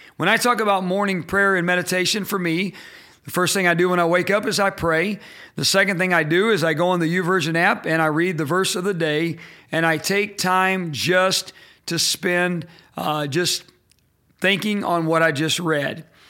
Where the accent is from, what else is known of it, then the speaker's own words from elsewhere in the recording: Indiana, United States; I'm from Indiana. I'm a Hoosier